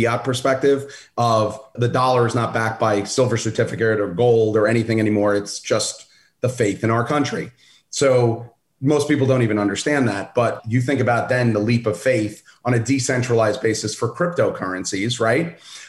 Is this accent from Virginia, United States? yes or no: no; Brooklyn, New York, United States; My dad was a UPS guy and we grew up in Brooklyn.